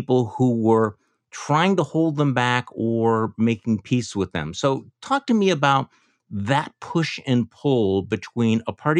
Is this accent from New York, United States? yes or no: no; Wisconsin, United States; this is my home state